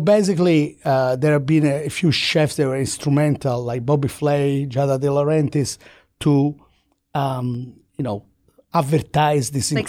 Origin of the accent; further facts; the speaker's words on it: Florence, Tuscany, Italy; I grew up in Tuscany, in Florence, right?